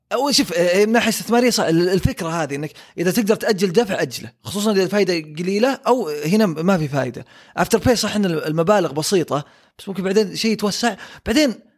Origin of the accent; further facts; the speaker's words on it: Saudi Arabia; عندنا في السعوديه